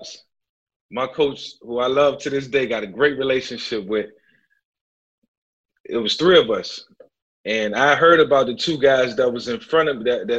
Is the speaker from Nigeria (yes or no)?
no; Newport News, Virginia, United States; I grew up in Newport News